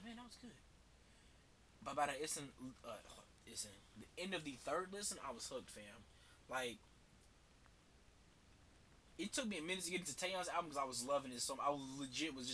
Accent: United States; I'm American

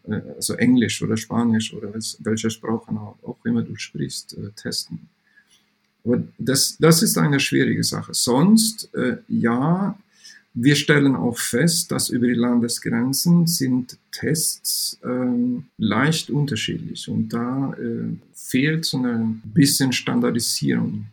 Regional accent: Sweden; German is a second language; moved away as an adult; now in Saarbrücken, Germany; ich bin ähm, äh, gebürtiger Schwede

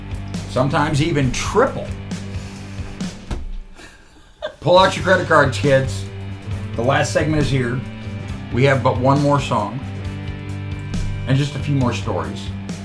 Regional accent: New York, United States; I'm from New York.

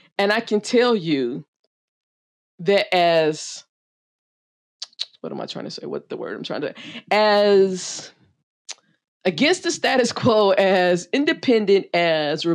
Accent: the South, United States; as a Black woman growing up in the South

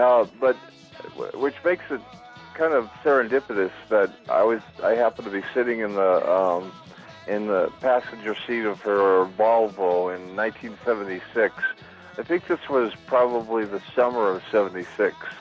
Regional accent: Boston, Massachusetts, United States; I'm from um, originally from Boston, Massachusetts, born and raised in Boston

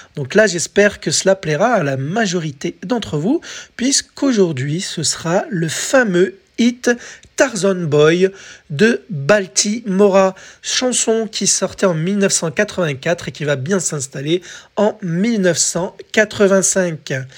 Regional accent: France

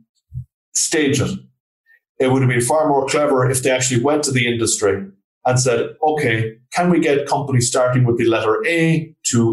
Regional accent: Galway, Connacht, Ireland; I'm from Galway in Ireland

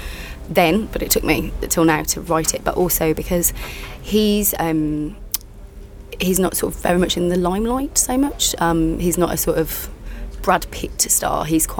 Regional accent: West Midlands, United Kingdom; accent: West Midlands; I'm from the West Midlands, and I sort of, for years, when I left drama school, I was trying to fit into what I thought would help me get work, which is with an RP accent.

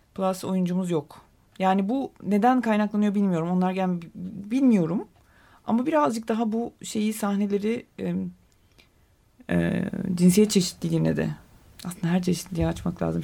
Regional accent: Adana, Turkey; now in Istanbul, Turkey; ben Adanalıyım

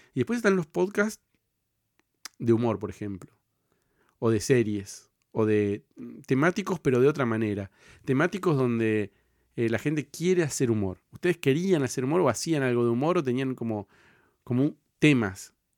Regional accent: Cipolletti, Río Negro, Argentina; Yo soy de, de Río Negro, de Chipoletti

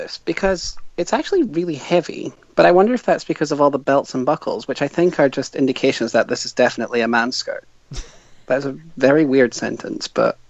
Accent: Scotland, United Kingdom; also born or lived in South Africa; family's from Finland, Germany, France, and England originally. But I grew up in Scotland

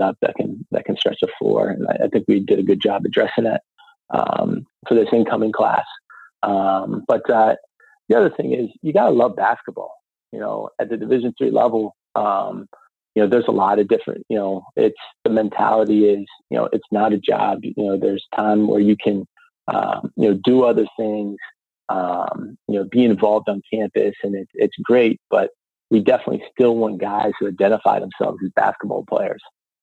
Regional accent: Meadville, Pennsylvania, United States; myself and my brother and sisters, we grew up on Allegheny College

